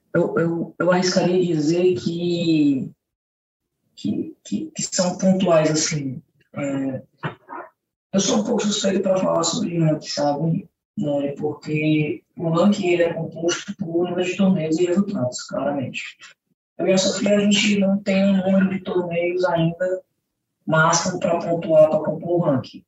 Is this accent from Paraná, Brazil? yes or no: no; Fortaleza, Ceará, Brazil; moved away as an adult; also born or lived in United States; fiquei em Fortaleza, que é a cidade onde eu nasci e onde eu moro atualmente também